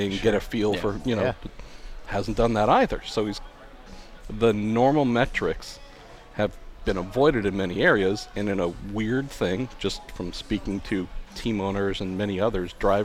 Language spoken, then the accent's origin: English; Belmont, California, United States; also born or lived in San Mateo; I was born in San Mateo, was raised mostly in Belmont, which is just a little bit south.